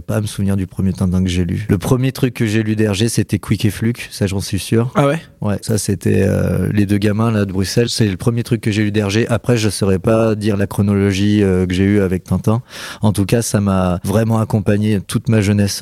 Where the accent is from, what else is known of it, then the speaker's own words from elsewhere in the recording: Auvergne-Rhône-Alpes, France; also born or lived in Paris region / Nevers; je suis né en région parisienne, mais j'ai grandi euh, en centre-France, euh, dans des villes comme Moulins, Molusson, Nevers.